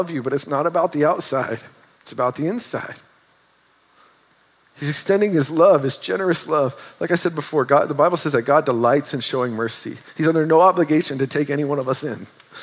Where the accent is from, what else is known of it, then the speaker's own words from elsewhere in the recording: North Dakota, United States; moved away; we're from North Dakota